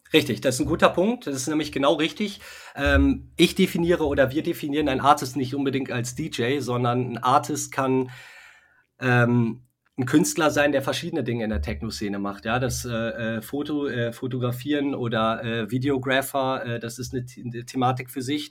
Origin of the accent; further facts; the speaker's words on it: Westmünsterland, North Rhine-Westphalia, Germany; wir kommen aus dem Westmünsterland, ja, aus okay. der Nähe, ähm, sind aber äh, bald auch in Köln ansässig